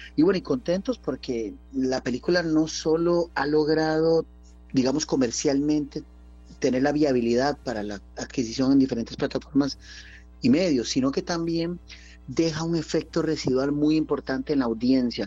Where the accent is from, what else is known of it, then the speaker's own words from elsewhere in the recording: Costa Rica; como costarricenses, como ticos